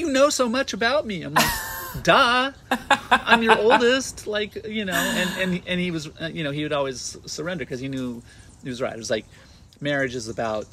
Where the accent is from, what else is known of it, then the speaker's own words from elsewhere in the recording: Southern California, United States; also born or lived in San Diego, California / Los Angeles, California; I was born here, and then I was raised in the mountains of Southern California, here, not too far